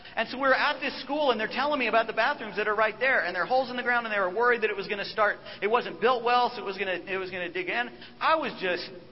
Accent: United States; as an American

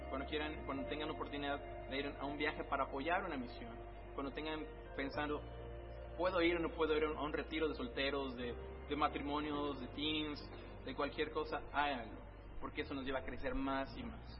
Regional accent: Querétaro, Mexico; now in Colima, Mexico

